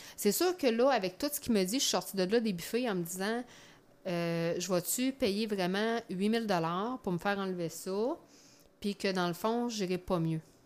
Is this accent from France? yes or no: no; Quebec City, Quebec, Canada; accent: Beauceron; now in Chaudière-Appalaches, Canada; je suis native dans le fond de Québec, mais ça fait des années que je reste en Chaudière-Appalaches, là, sur la rive sud